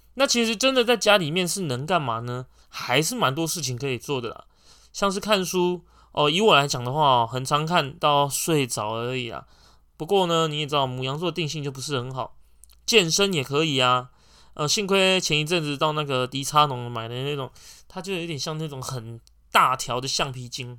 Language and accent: Chinese; Taiwan; 我们台湾人